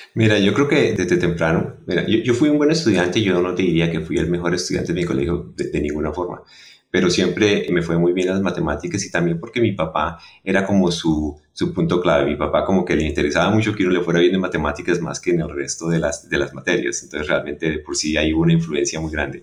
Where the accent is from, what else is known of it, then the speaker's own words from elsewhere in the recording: Bogotá, Colombia; moved away; yo soy colombiano. Eh, nací en Bogotá